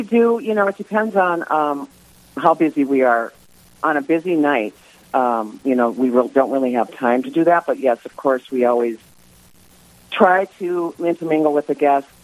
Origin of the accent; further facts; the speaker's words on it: Mandan, North Dakota, United States; moved away as an adult; also born or lived in Southern California / Bismarck, North Dakota; I am originally from Mandan, North Dakota. And I was born August 15th, 1956. And I lived in Mandan until the age of 23.